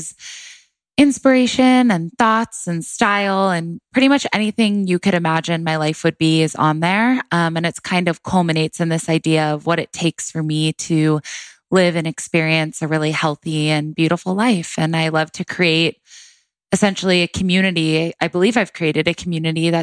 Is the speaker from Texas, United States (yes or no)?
no; Orange County, California, United States; now in Los Angeles, United States; I grew up in Orange County, California. I was born in Los Angeles, actually, and which is crazy to say now. I lived here for a few years, and then we moved to Orange County. I lived there my entire life, born and raised